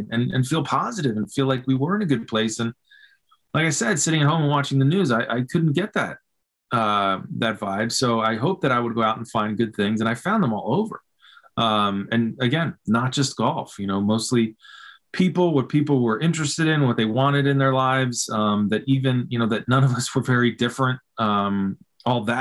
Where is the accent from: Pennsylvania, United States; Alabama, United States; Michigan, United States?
Pennsylvania, United States; Philadelphia; I grew up in Philly